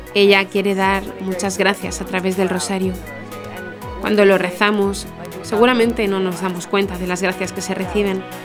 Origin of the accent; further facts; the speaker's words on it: Blaine, Minnesota, United States; moved away as an adult; now in Derry, United Kingdom; soy de Blaine, Minnesota.